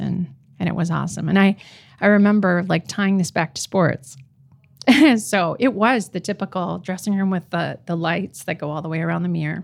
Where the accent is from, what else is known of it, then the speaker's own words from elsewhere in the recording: Roseau, Minnesota, United States; moved away; the little girl I am from Roseau